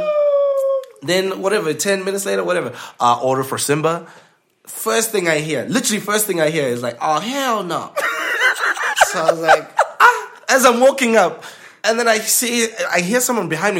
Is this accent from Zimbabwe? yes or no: yes; Zimbabwe; moved away; Me being from Zimbabwe, people like, oh, your accent. Oh, are you British?